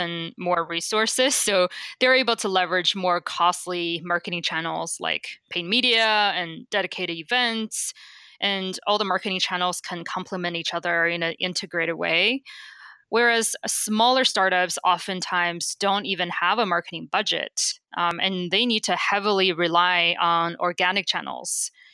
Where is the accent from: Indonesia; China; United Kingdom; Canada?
China; moved away as an adult; also born or lived in Beijing; now in United States; I grew up in China